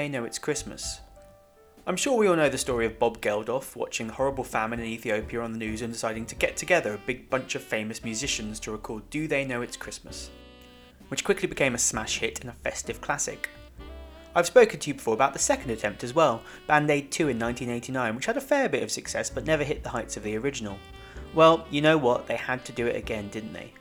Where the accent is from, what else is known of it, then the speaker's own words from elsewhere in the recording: United Kingdom; as I'm British